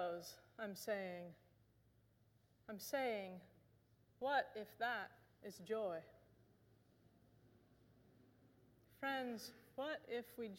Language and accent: English; Bloomington, Indiana, United States; moved away; my hometown of Bloomington, Indiana